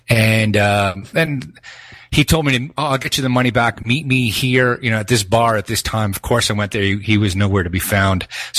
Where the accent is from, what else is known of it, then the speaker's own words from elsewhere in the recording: Northeast, United States; We're from the Northeast. We don't take shit.